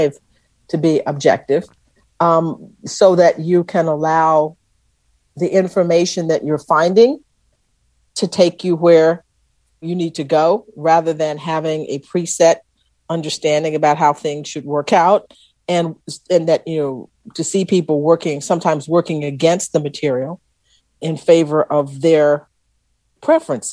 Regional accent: Texas, United States; they knew I was from Texas

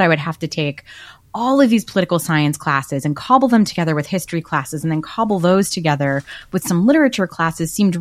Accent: United States; accent: Brooklyn, New Jersey Jewish; My accent is very strictly Brooklyn, New Jersey Jews with like Yiddish peppered

